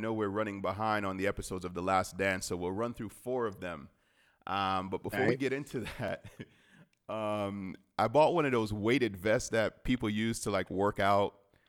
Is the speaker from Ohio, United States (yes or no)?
no; Miami, Florida, United States; the Dolphins were my hometown team